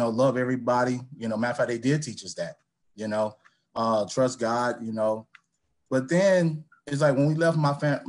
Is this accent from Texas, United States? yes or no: yes; El Paso, Texas, United States; I grew up in El Paso, Texas, to a son of a veteran.